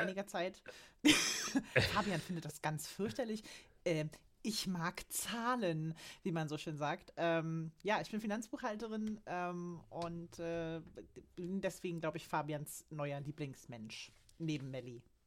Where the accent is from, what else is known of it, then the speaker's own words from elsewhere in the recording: Berlin, Germany; now in Saxony-Anhalt, Germany; Ich komme nämlich eigentlich aus Berlin